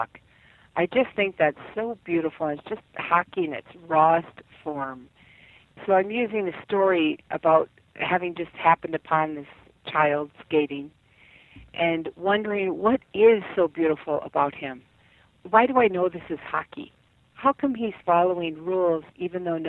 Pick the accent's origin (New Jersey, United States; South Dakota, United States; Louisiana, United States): South Dakota, United States; now in Minnesota, United States; I grew up in South Dakota